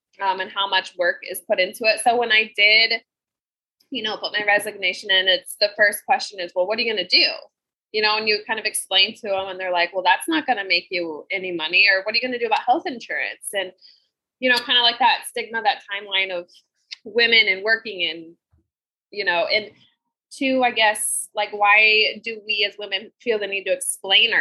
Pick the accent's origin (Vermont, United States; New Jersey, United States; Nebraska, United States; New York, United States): Nebraska, United States; Falls City; I am from Fall City, Nebraska. So a very small, tiny town in Southeast Nebraska